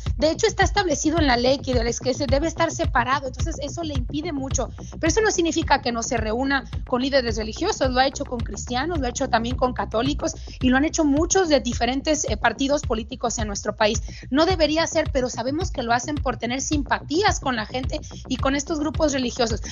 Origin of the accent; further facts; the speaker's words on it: Mexico; en mi país, en México